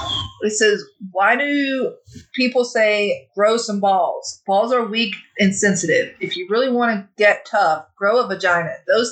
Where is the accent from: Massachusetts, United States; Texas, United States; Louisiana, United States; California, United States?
Texas, United States; I am a Texan